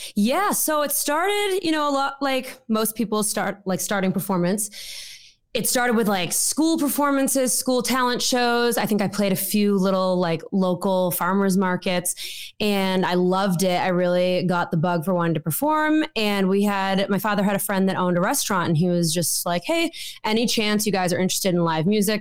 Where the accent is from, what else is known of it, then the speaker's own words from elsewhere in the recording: Wakefield, Massachusetts, United States; moved away as an adult; now in Nashville, United States; I come from Wakefield, Massachusetts, born and raised